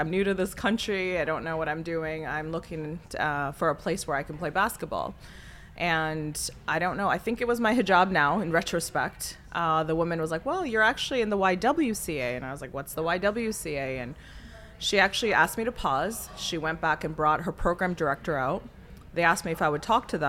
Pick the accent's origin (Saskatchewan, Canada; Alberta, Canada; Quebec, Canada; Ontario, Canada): Ontario, Canada; Pickering; moved away as an adult; also born or lived in Toronto, Canada; now in Chicago, United States; I grew up in Pickering, Ontario. I was born in Toronto proper, Scarborough at the time